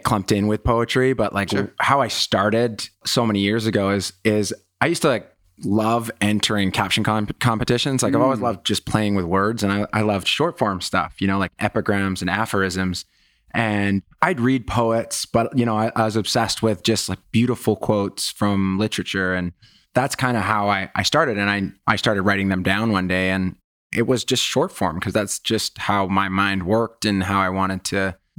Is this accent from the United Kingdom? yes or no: no; Canada; You know, I grew up in Canada and it was like where guys are encouraged, not traditionally years ago. And I think it's a problem with Canada